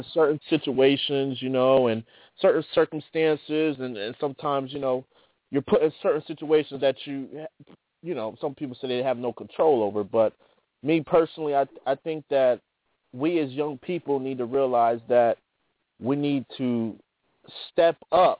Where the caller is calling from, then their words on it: New Jersey, United States; Yeah, this is …. I'm calling from New Jersey. How you doing?